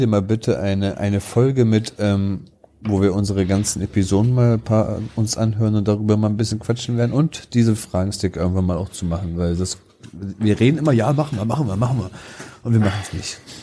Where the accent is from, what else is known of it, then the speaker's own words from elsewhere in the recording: Wolfsburg, Lower Saxony, Germany; 30 Jahre, ich komme aus Wolfsburg